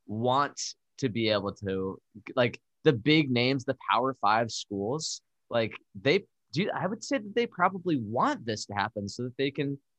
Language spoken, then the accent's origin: English; Darien, Connecticut, United States; my hometown of Darien, Connecticut